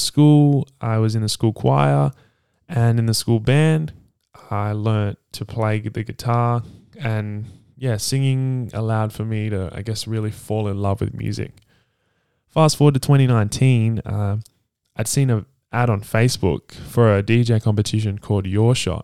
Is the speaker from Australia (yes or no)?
yes; Perth, Western Australia, Australia; also born or lived in Sydney, New South Wales; Originally, uh, I was born in Sydney, uh, Randwick, and we moved Uh, my family and I moved here to Perth in two thousand eight when I was nine years old, and I've been here ever since.